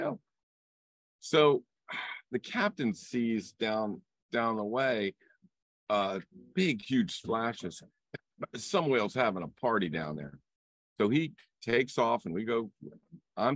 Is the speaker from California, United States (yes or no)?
no; Vienna, Virginia, United States; I'm from Vienna, Virginia. I'm kind of a city boy